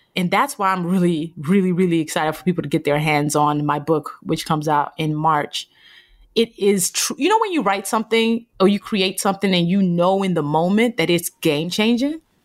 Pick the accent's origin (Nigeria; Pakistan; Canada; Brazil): Nigeria; born or raised there